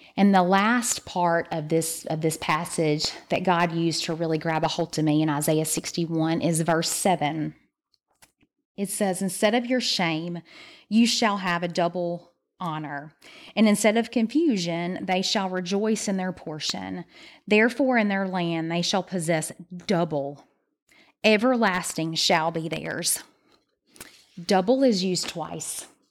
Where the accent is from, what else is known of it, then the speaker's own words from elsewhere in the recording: the South, United States; we're from the South